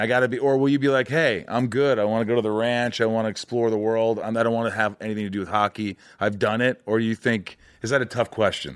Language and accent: English; Indiana, United States; I grew up in Indiana